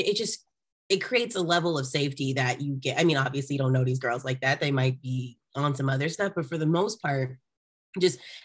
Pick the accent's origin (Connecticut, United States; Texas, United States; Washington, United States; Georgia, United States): Texas, United States; Arlington; moved away as an adult; now in Los Angeles, United States; I'm actually from Arlington